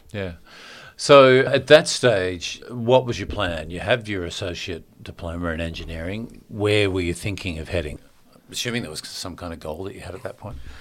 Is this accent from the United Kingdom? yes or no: no; Australia